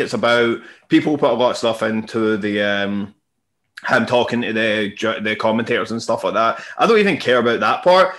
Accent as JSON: {"language": "English", "town": "Glasgow", "region": "Scotland", "country": "United Kingdom", "said": "I'm fucking from Glasgow"}